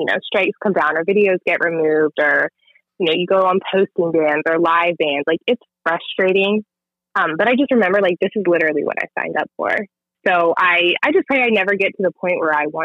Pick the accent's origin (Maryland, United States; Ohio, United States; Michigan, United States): Maryland, United States; Montgomery County; moved away; I grew up in Montgomery County, but I have kind of bounced all over the place